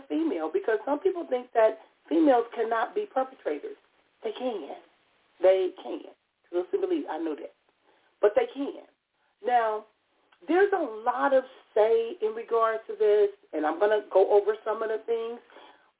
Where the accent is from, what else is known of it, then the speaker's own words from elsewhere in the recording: Compton, California, United States; Growing up in Compton, California